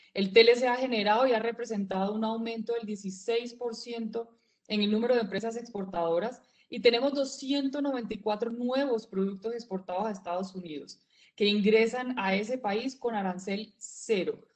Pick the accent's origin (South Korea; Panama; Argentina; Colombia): Colombia; todos somos hijos de Colombia